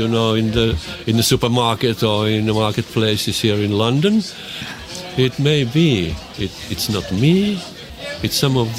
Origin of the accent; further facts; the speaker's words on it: Lapland, Finland; Yes, I came from Lapland, yes.